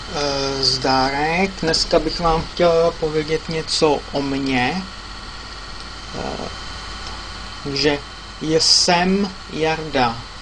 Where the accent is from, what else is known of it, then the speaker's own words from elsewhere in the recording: Czechia; moved away as an adult; now in England, United Kingdom; Je sem z České republiky. Žiju v Anglii. Přijel jsem do Anglie v roce dva tisíce osm.